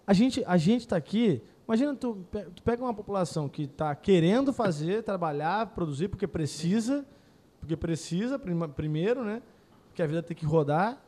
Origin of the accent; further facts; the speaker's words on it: Porto Alegre, Rio Grande do Sul, Brazil; also born or lived in Rio de Janeiro; a gente é de Porto Alegre